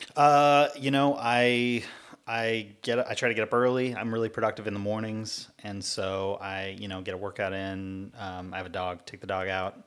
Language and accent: English; Cypress, California, United States; also born or lived in Long Beach; I was born here in Long Beach and grew up not too far away in uh, in a town called Cypress, mm, right in hmm. Orange County